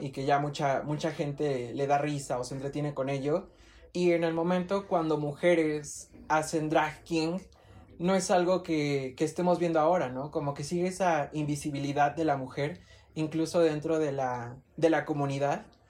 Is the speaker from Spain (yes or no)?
no; Mexico; México, este, clase media baja